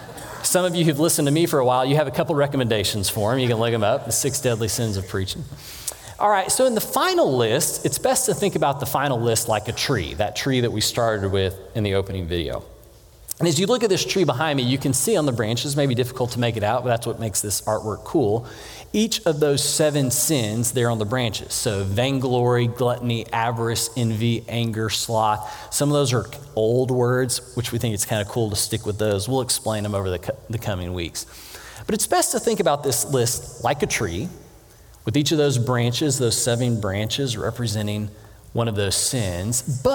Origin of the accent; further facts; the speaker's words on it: Texas, United States; But we came from Texas where the biggest trees, you could pretty much jump over them, right?